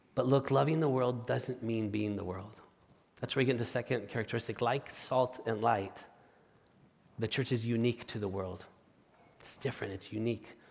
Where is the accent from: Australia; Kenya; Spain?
Spain; moved away as an adult; now in United States; my wife, Marta, and I are originally from Spain